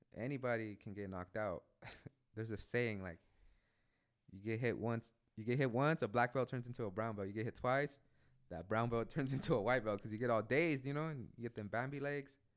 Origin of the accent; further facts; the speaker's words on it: San Pedro, California, United States; now in Oakland, United States; I was born and raised in San Pedro